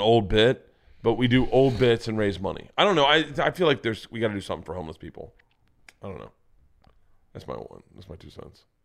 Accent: Florida, United States; Growing up in Florida

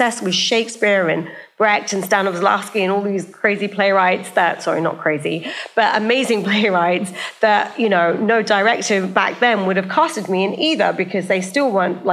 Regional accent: United Kingdom; moved away as an adult; also born or lived in Silicon Valley; I grew up in a small town outside of London, about 40 miles north of London, and there were just no South Asians

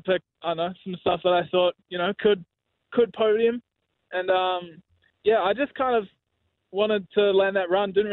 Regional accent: New Zealand; being Kiwi

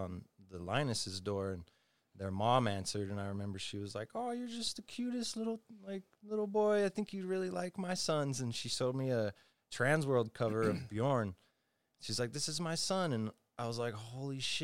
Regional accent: Utah, United States; also born or lived in La'ie, Oahu, Hawaii; my mom's from Utah. My dad's Canadian. We ended up moving back to Utah, get close to family

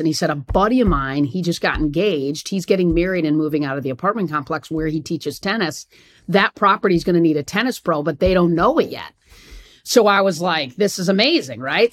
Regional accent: East Lansing, Michigan, United States; moved away as an adult; now in Atlanta, United States; I'd grown up in East Lansing

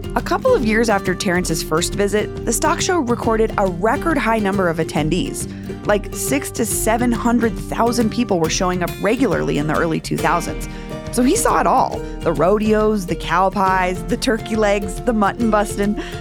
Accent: Denver, Colorado, United States; Growing up in Denver

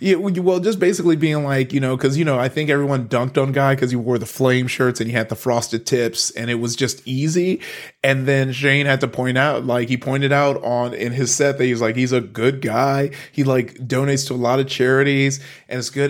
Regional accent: Compton, California, United States; also born or lived in Long Beach, California; I grew up in Compton, uh, went from Compton to, um, to, to Long Beach, Northside Long Beach.

